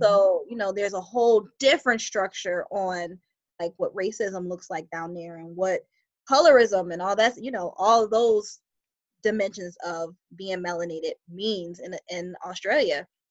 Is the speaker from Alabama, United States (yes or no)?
no; Buffalo, New York, United States; moved away as an adult; now in New Jersey, United States; I reside in New Jersey and originally I'm from Buffalo, New York.